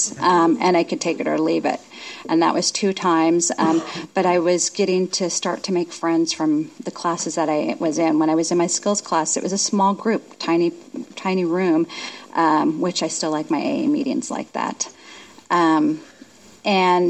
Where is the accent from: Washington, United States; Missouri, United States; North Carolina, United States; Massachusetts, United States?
Washington, United States; Union Gap; I'm from Union Gap.